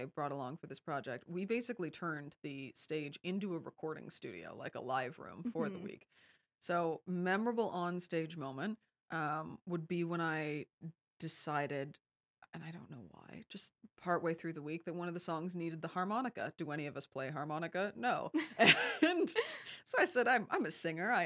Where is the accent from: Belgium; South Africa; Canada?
Canada; Kingston, Ontario; also born or lived in London, Ontario; this is my hometown. I am a Kingston hometown kid.